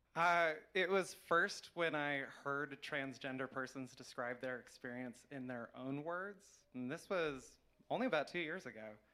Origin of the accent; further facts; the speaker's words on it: New Mexico, United States; here in New Mexico, you know, my home state I grew up